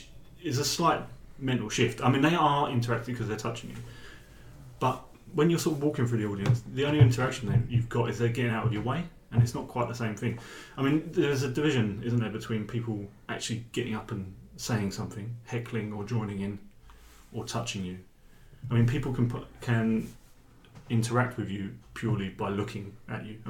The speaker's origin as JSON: {"language": "English", "region": "England", "country": "United Kingdom", "said": "I'm English but I speak Norwegian"}